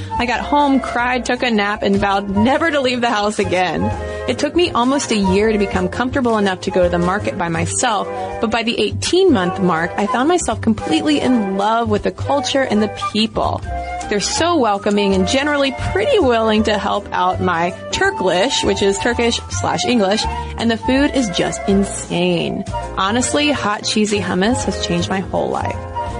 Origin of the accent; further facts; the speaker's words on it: Dallas, Texas, United States; moved away as an adult; now in Turkey; moved to Turkey with my husband and kids 2 years ago, and let me tell you, it's been an adventure. I'm originally from Dallas, so it was quite a culture shock from day one.